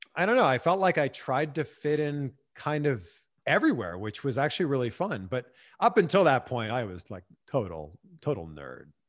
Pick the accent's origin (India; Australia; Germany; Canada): Canada; Pickering, Ontario; moved away as an adult; also born or lived in Vancouver / Cleveland / Miami / Fort Lauderdale; now in Los Angeles, United States; I'm originally from Pickering